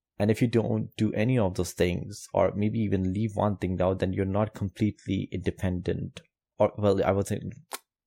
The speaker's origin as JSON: {"language": "English", "country": "Pakistan", "said": "I'm coming from South Asia, Pakistan. Coming from that background, and also Muslim"}